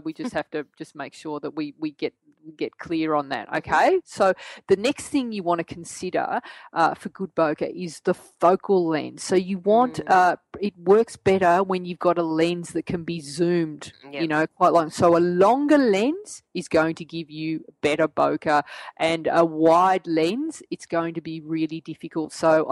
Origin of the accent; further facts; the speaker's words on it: Australia; accent: Australian; my Australian accent